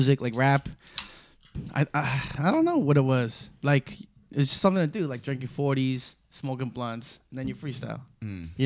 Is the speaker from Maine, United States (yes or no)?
no; New York City, New York, United States; I'm from Little Neck